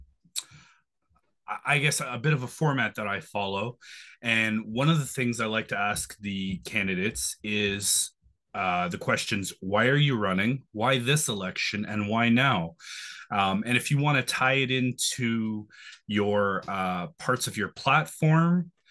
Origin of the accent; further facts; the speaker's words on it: Toronto, Ontario, Canada; also born or lived in Scarborough; I've lived in Etobicoke pretty much my whole life